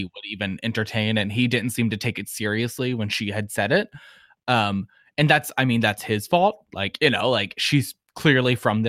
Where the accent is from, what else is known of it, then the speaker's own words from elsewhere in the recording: New York, United States; Like, we're a New York family because I am from New York.